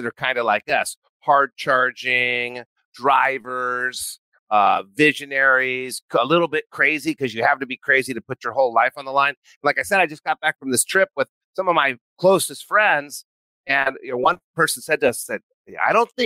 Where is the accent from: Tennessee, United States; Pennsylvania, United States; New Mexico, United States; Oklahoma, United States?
New Mexico, United States; I grew up in New Mexico